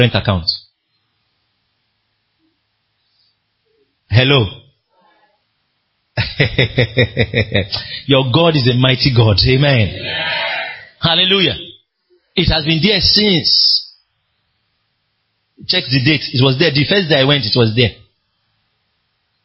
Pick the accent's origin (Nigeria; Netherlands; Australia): Nigeria